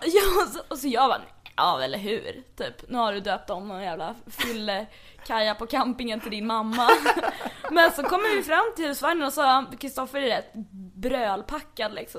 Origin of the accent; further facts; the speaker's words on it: Stockholm, Stockholm County, Sweden; född och uppvuxen här på Södermalm